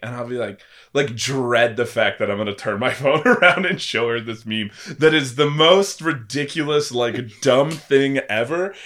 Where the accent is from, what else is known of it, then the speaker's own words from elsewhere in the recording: Missouri, United States; moved away as an adult; also born or lived in California; now in Oklahoma City, United States; growing up in Missouri